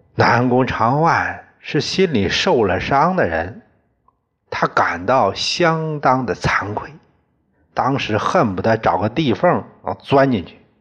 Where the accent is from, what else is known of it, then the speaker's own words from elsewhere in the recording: China; 我们中国人